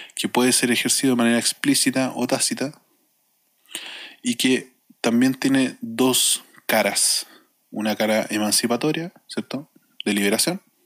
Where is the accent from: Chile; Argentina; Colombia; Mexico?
Chile; como chilenos y chileno